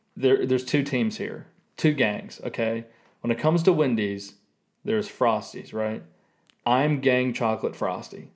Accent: Tennessee, United States; Being born and raised in Tennessee, Sonic is kind of like a staple of my culture

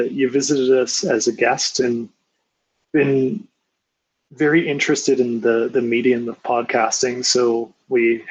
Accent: Grande Prairie, Alberta, Canada; Born and raised in Grand Prairie, Alberta.

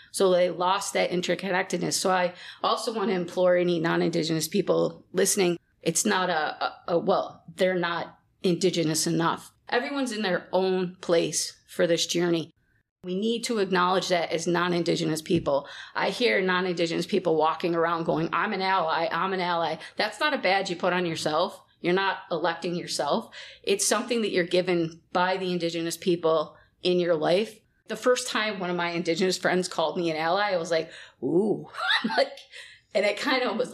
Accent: Rochester, New York, United States; now in Sault Ste. Marie, Canada; I'm originally from Rochester, New York

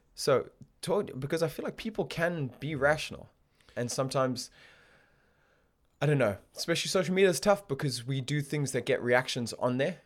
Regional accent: Botswana; now in United Kingdom; I grew up in Botswana

